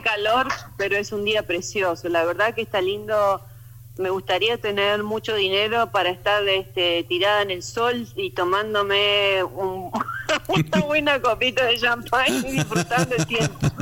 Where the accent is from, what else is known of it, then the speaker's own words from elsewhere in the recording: Argentina; moved away; soy argentina pero viviendo afuera